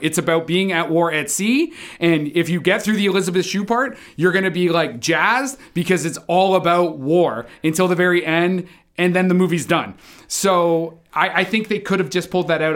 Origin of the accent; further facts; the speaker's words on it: Canada; as a Canadian sailor